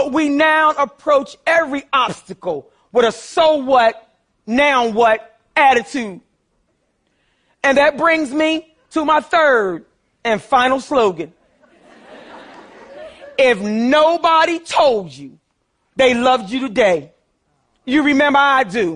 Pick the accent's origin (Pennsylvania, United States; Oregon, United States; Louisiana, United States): Pennsylvania, United States; Philadelphia; I grew up poor in North Philadelphia, too.